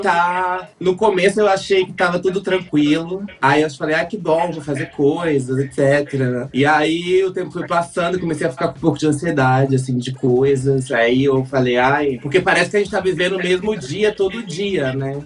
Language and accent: Portuguese; Brazil; sou do Brasil